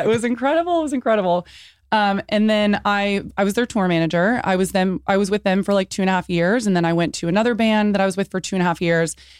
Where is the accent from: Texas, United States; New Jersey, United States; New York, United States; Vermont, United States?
Texas, United States; San Antonio; I was born in San Antonio